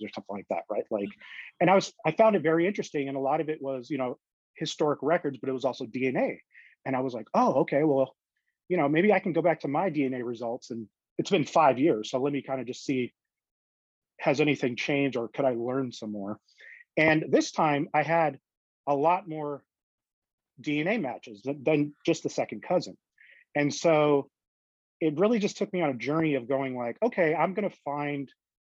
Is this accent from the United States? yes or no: yes; Las Vegas, Nevada, United States; also born or lived in Toronto, Canada; I was born in Canada, and I moved to Las Vegas, Nevada when I was 3 years old